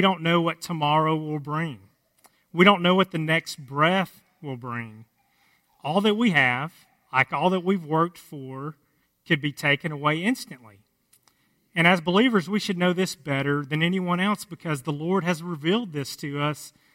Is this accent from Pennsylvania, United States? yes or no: no; Cass County, just south of the Sulphur River, Texas, United States; where I grew up in Cass County, just south of the Sulphur River, where we still live now